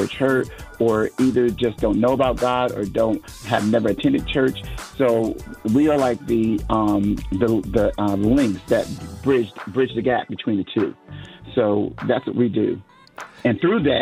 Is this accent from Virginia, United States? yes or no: no; Connecticut, United States; now in Dallas-Fort Worth, United States; I'm originally from Connecticut, and I'm now living in Texas, Dallas, Fort Worth area in Texas